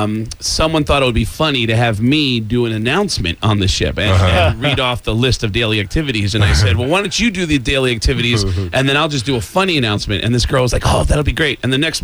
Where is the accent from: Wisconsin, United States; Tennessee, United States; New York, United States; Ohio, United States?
New York, United States; Mount Vernon; I grew up in the Bronx, in Mount Vernon, right next